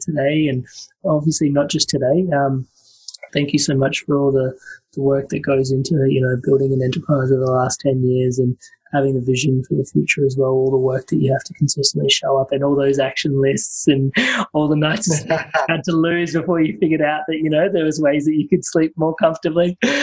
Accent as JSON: {"language": "English", "country": "India", "said": "being Indian"}